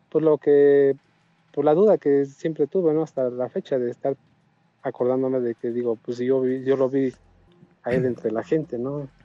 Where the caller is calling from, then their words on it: Hidalgo, Mexico; De acá, del estado de Hidalgo.